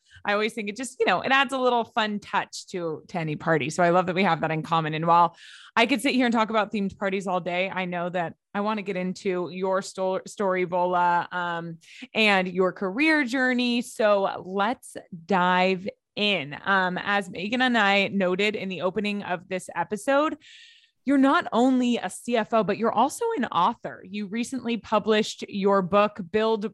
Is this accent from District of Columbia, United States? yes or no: no; Los Angeles, California, United States; I ended up staying in LA my whole life